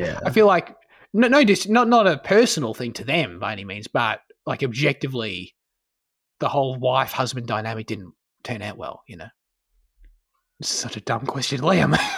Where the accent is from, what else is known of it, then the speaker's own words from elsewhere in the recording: Australia; as an Australian